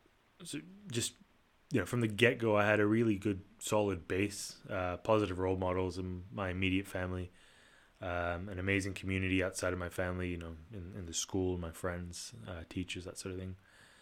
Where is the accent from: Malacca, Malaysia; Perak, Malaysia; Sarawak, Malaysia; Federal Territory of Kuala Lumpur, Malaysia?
Federal Territory of Kuala Lumpur, Malaysia; Kuala Lumpur; also born or lived in Singapore; I was born in Kuala Lumpur, Malaysia. Come from a fairly diverse background. My mom's Malaysian and my dad's Italian. Sort of in addition to the diversity at home, I was also privileged to grow up in the international or expat community in Kuala Lumpur